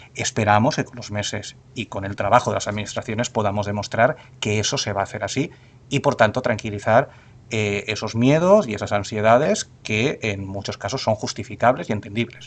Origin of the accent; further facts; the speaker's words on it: Spain; tenemos eh, como españoles y como europeos